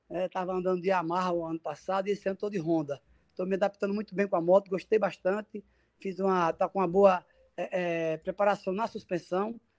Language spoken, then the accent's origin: Portuguese; Lagarto, Sergipe, Brazil; now in Maceió, Brazil; Eu sou sergipano da cidade de Lagarto, Sergipe, com muito orgulho, a minha cidade natal, mas sou apaixonado também por Maceió, aqui é a capital alagoana, que já moro aqui já há 25 anos.